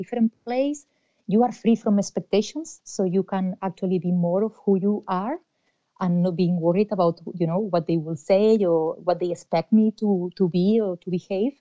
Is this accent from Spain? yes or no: yes; Spain; moved away as an adult; now in Ireland; I'm originally from Spain